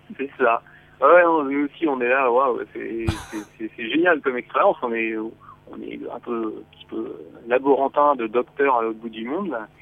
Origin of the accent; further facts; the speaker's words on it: France; chez nous en France